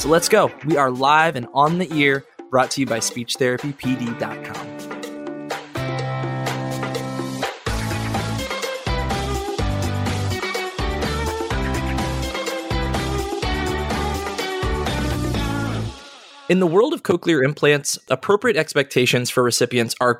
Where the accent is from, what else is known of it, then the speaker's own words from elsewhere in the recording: Virginia, United States; we're both from Virginia